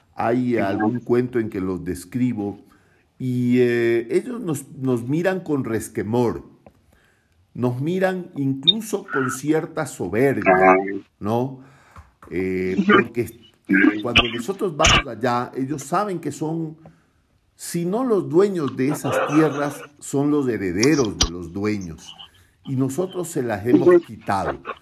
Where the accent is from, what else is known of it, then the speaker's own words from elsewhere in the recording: Guayaquil, Guayas, Ecuador; accent: costeño; yo soy de la costa de mi país, yo soy guayaquileño